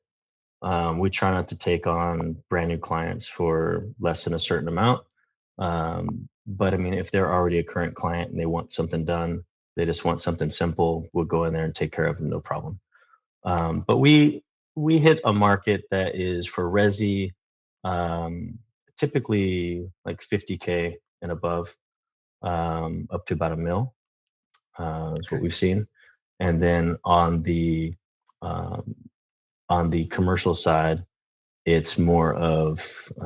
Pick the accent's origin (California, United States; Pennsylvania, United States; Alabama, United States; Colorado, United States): California, United States; Lodi; moved away as an adult; now in San Carlos, United States; I was born in Lodi, California, Lodi. Wine country, okay. Raised in the Central Valley of California